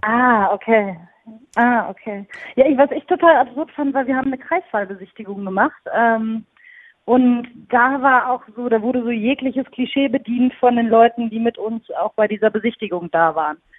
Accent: near Münster, North Rhine-Westphalia, Germany; now in Cologne, Germany; ich komme aus der Nähe von Münster

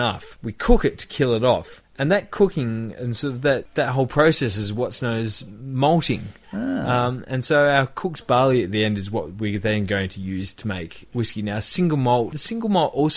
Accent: Tasmania, Australia; We are from Tassie.

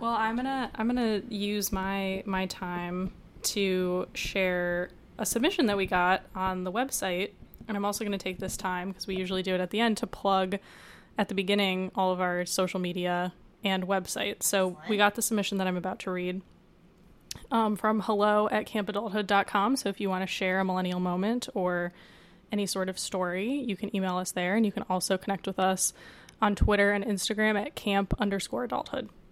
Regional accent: Michigan, United States; now in New York, United States; in my home state of Michigan

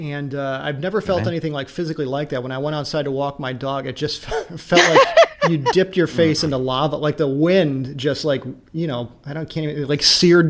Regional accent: Chicago, Illinois, United States; as a Chicagoan

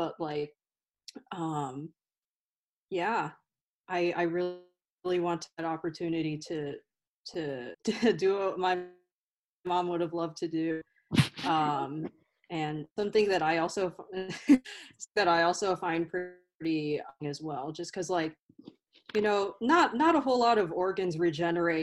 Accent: an hour from Dayton, Ohio, United States; Dayton, Ohio, which is like an hour away from my hometown.

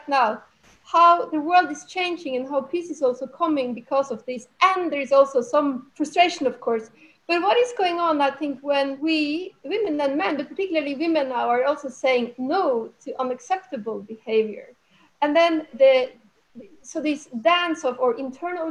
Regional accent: Norway; I'm from Norway

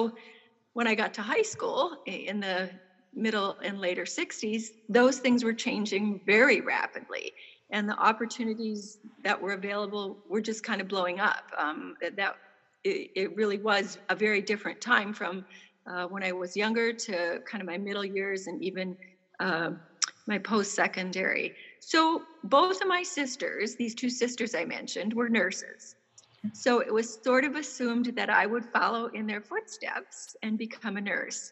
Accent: central Minnesota, United States; I grew up in a small town in central Minnesota

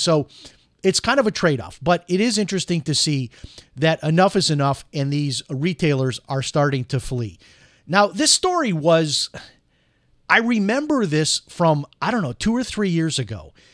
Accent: Chicago, Illinois, United States; I grew up in Chicago

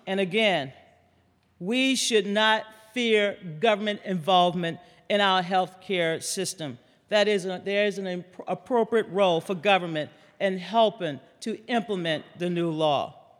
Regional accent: Louisiana, United States; Bobby Jindal, my governor from my home state of Louisiana

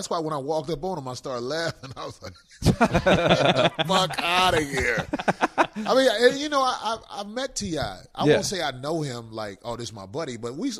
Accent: Chicago, Illinois, United States; I'm one of those motherfuckers. I'm from Chicago.

